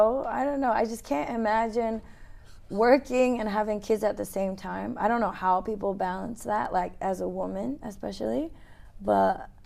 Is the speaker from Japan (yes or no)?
yes; Yokohama, Kanagawa, Japan; I was born in Yokohama.